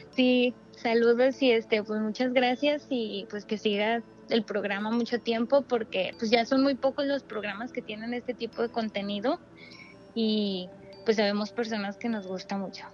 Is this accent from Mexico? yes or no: yes; Torreón, Coahuila, Mexico; now in Mexico City, Mexico; vivo aquí en la Ciudad de México, pero este soy de Torreón, Coahuila.